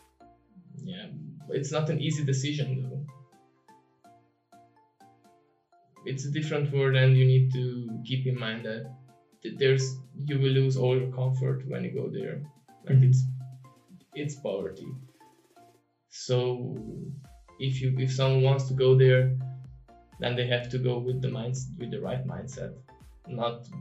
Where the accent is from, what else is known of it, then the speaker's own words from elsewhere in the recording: Romania; moved away as an adult; also born or lived in Netherlands; I moved out from Romania and I went to the Netherlands.